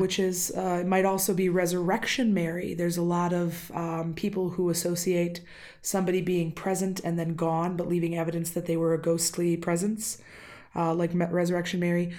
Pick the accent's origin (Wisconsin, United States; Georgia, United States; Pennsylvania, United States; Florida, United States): Wisconsin, United States; accent: Wisconsin; my Wisconsin accent has been creeping out this week.